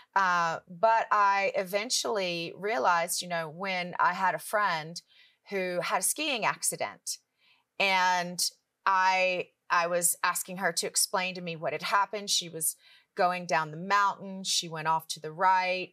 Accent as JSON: {"language": "English", "town": "Richmond", "region": "Virginia", "country": "United States", "tie": "born or raised there", "moved": "as an adult", "lives_now": "Charlotte, United States", "said": "my husband and I both were born and raised in Richmond, Virginia"}